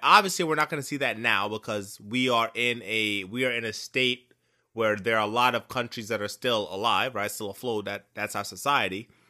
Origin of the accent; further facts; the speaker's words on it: Jamaica; I am Jamaican